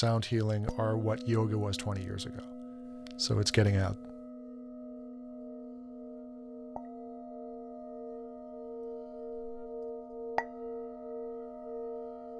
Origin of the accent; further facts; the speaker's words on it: Boston, Massachusetts, United States; moved away as an adult; also born or lived in Washington, D.C.; now in Tucson, United States; I'm originally from Boston. I grew up there.